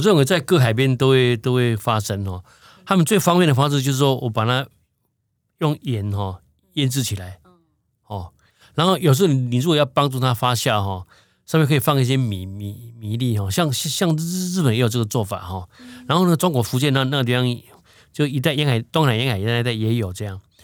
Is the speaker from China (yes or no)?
no; Taiwan; 我们现在台湾人